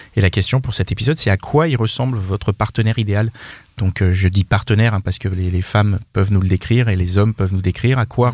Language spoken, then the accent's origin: French; Paris, Île-de-France, France; on est trop souvent taxé d'être trop parisien, mais c'est peut-être parce qu'on est parisien